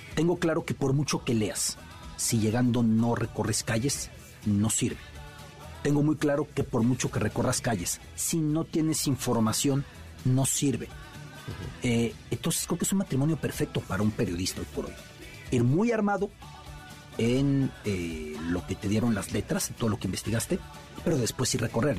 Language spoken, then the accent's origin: Spanish; Mexico; De México.